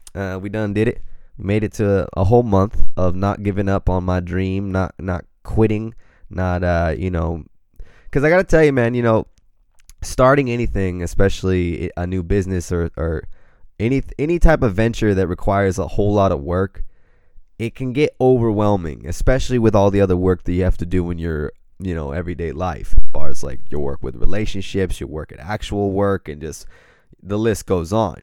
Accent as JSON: {"language": "English", "town": "Pacific Grove", "region": "California", "country": "United States", "tie": "born or raised there", "said": "I grew up in Pacific, Pacific Grove, California"}